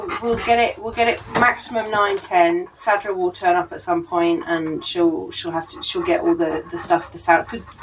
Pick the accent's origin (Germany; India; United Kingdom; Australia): United Kingdom; England; moved away as an adult; now in Paris, France; I'm English, but I've been living here for 21 years.